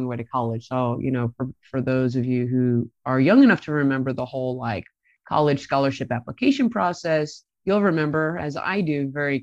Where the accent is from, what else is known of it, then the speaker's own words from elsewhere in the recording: Middlesex County, New Jersey, United States; moved away; I grew up in a town in Middlesex County, which is the middle of New Jersey and Central Jersey, right near where Rutgers University is, their main campus in New Brunswick